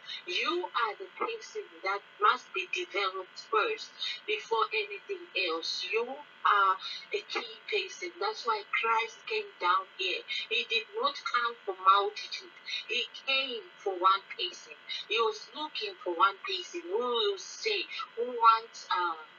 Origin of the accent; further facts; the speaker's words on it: Zambia; now in Pretoria, South Africa; from Pretoria, South Africa, and originally Zambia